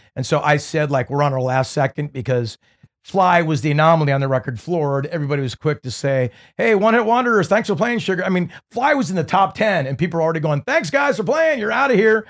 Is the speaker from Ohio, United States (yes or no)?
no; Newport Beach, California, United States; growing up in Newport Beach